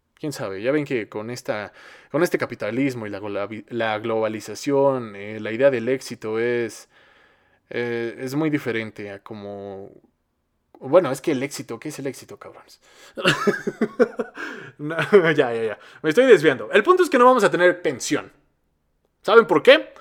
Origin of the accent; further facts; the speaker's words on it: Mexico; somos el país que habla español más poblado de Latinoamérica